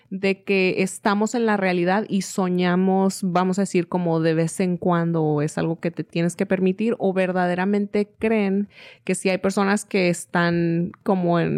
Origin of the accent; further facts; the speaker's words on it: Mexico; porque le han enseñado a uno a ver la vida de cierta forma, o sea, como mexicano, y a veces siente uno que si no es así, le estás faltando el respeto a tu patria o no eres tan mexicano como fulanito